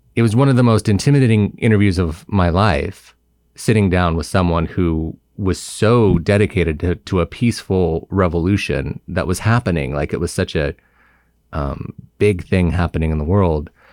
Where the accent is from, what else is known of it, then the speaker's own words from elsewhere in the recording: Simi Valley, California, United States; I grew up in, um, Ventura County, but where I grew up specifically is Simi Valley